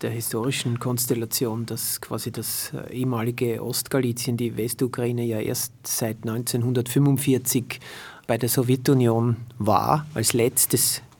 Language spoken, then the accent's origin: German; Vienna, Austria; Jetzt kann ich natürlich als Wiener sagen, ich bleibe einen Monat in der Ukraine